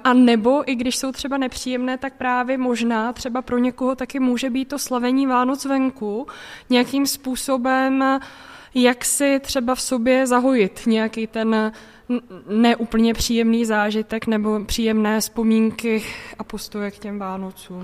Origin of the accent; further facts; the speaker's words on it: Central Bohemian Region, Czechia; Já jsem, pocházím původně ze Středočeského kraje